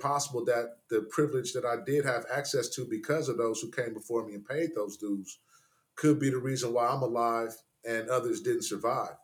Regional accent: Oakland, California, United States; moved away; I'm from Oakland

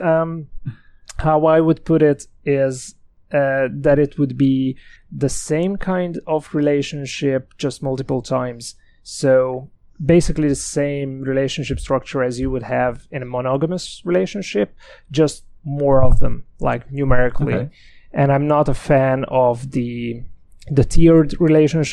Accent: Hungary; moved away as an adult; also born or lived in Galway, Ireland; now in Dublin, Ireland; I'm originally from Hungary

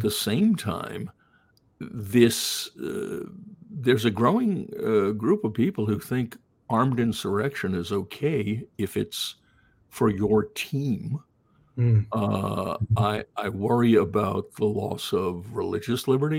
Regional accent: Greenfield, Massachusetts, United States; also born or lived in Queens, New York / Long Island, New York; when I was in fourth grade, we moved to a relatively small town in Massachusetts called Greenfield

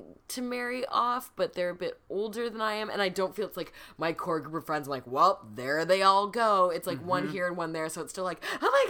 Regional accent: Minnesota, United States; moved away; I'm from the Midwest, yeah. I grew up in Minnesota

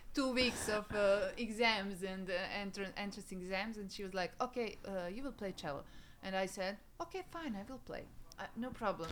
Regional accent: Serbia; English is a second language; my hometown, which mm. is uh, like 100 kilometers away from Belgrade in the west

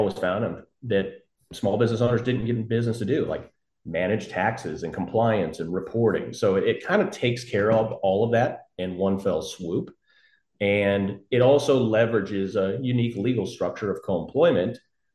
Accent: St. Louis, Missouri, United States; also born or lived in San Francisco; I grew up here in St. Louis, kind of born and raised, never really left outside of maybe 3-4 years out in San Francisco and Silicon Valley

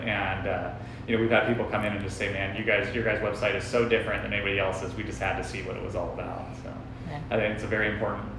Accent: Oxnard, California, United States; moved away as an adult; also born or lived in Riverside, California; now in Paso Robles, United States; So I grew up in Oxnard, Ventura area. I went to school in Riverside and then moved up to Paso after college.

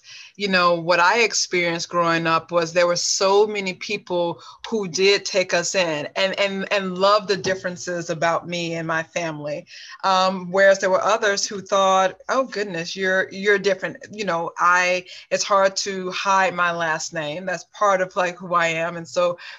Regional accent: Montgomery, Alabama, United States; also born or lived in Bronx, New York; What I consider home is Montgomery and not New York. I am not a New Yorker. I'm a Southern woman through and through

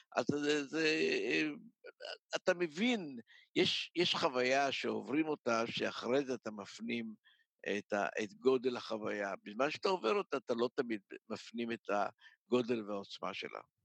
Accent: Ness Ziona, Central District, Israel; יליד נס ציונה, ההורים שלי עלו ב-1925 מתימן. אה, גדלתי בנס ציונה כל חיי

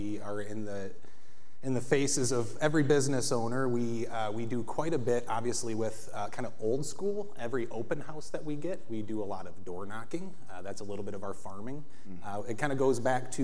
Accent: Dowagiac, Michigan, United States; moved away as an adult; also born or lived in Detroit, Michigan; now in Royal Oak, United States; I'm from Metro Detroit, originally from a small town in southwest Michigan called Dowagiac, Michigan.

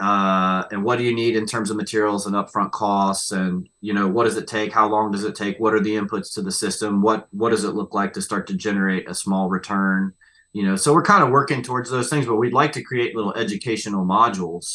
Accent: West Virginia, United States; I'm from West Virginia

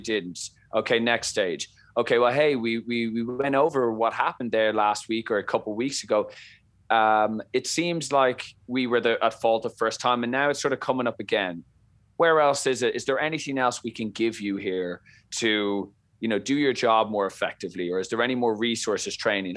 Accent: Dublin, Leinster, Ireland; accent: Irish; moved away as an adult; now in Boston, United States; I come from Ireland, Dublin, bred and born. I lived there for the first, you know, twenty-two years of my life.

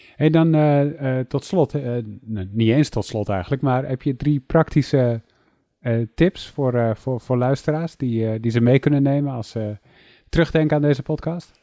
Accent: Netherlands; ik ben opgegroeid in Nederland.

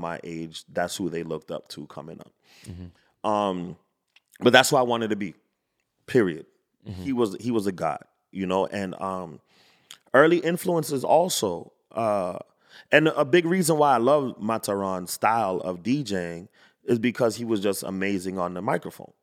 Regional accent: Fort Lauderdale, Florida, United States; I grew up in Fort Lauderdale.

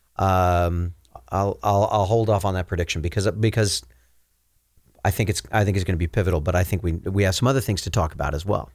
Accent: Minnesota, United States; now in Utah, United States; growing up in Minnesota

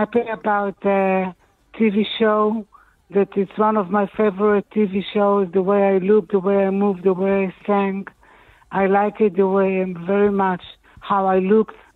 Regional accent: Israel; we don't really belong to the European country, the continent. We're from the Middle East

